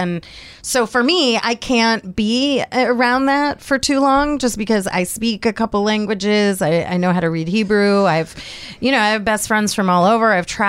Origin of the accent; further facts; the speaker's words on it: Miami, Florida, United States; I grew up in Miami. So, you know, we had Cuban neighbors, we had Dominican neighbors, we had a lot of Jewish neighbors.